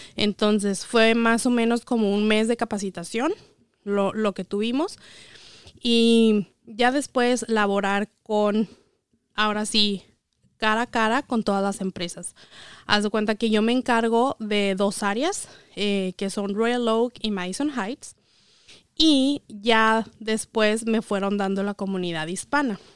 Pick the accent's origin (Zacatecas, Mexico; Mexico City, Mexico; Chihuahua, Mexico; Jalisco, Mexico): Chihuahua, Mexico; moved away as an adult; now in United States; yo soy de Chihuahua, eh, soy contadora egresada de la Universidad Autónoma de Chihuahua y llegué aquí hace ocho años